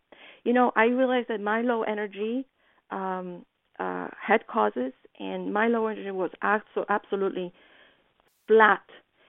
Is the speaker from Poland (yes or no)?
yes; Poland; You know, I think that what helped me is my being very naive when I was coming from Poland.